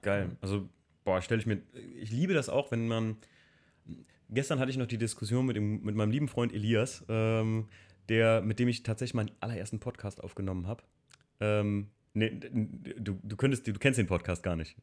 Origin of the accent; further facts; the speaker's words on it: Hamburg, Germany; bei uns in Hamburg